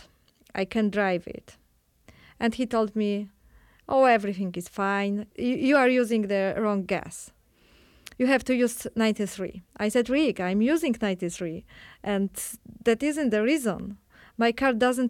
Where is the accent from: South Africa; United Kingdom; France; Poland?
Poland; English is a second language; moved away as an adult; also born or lived in Krakow, Poland / Kyiv, Ukraine; now in Chicago, United States; I'm from Poland. I used to be the middle school teacher in Krakow